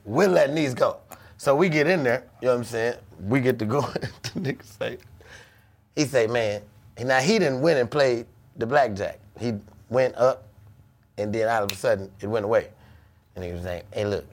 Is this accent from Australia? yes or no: no; Chicago, Illinois, United States; I'm from Chicago.